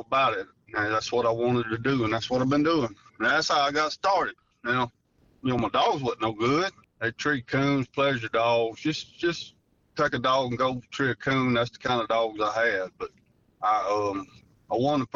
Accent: Rabel, Louisiana, United States; I'm from Rabel, Louisiana

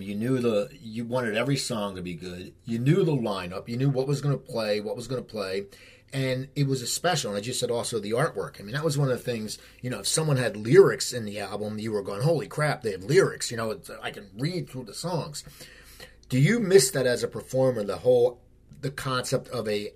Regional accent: near Philadelphia, Pennsylvania, United States; moved away; also born or lived in Los Angeles, United States; I grew up near Philadelphia, and I lived in LA for years

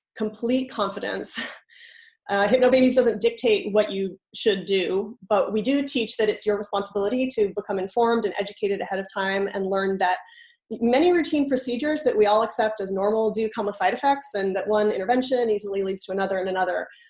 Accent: San Francisco Bay Area, California, United States; moved away as an adult; now in Boston, United States; I'm originally from the San Francisco Bay Area, but I've called the Boston area home for the last seven years

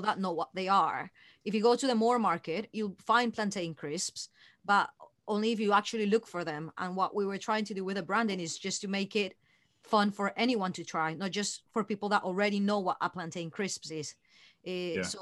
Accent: Colombia; moved away; when we both were growing up in Colombia

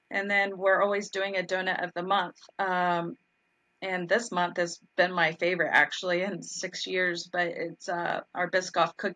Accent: Dallas, Texas, United States; moved away as an adult; now in Atlanta, United States; Well, I came from Dallas, Texas, and there were legit 700 donut shops. Really? Um, and so when we moved to Atlanta 10 years ago, at that time, it was really just Dunkin'.

